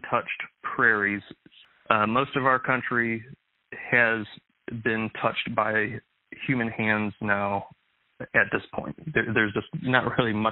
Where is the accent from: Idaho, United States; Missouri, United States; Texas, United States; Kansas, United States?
Missouri, United States; St. Louis; growing up in the St. Louis area, here in Missouri, I was raised on a one-acre piece of property